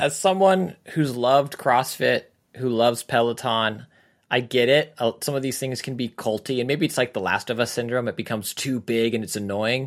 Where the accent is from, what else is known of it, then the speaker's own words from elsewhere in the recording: Texas, United States; I grew up in Texas